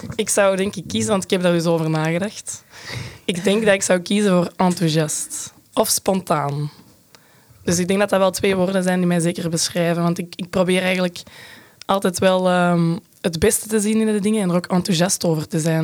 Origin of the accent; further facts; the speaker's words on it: Brecht, Flanders, Belgium; ik kom uit Brecht. Dat is de Kempen in Antwerpen